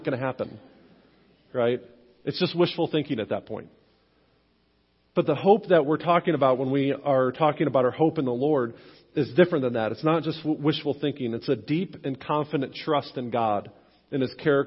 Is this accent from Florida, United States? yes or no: no; Western New York, United States; moved away; growing up in Western New York, I'm a lifelong Buffalo Bills fan